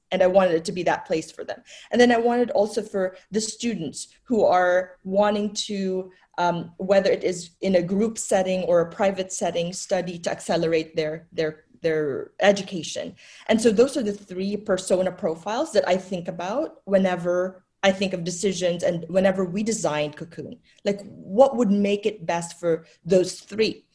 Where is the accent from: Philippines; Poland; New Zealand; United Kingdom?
Philippines; moved away; when I was growing up in the Philippines, uh, my grandmother owned a coffee shop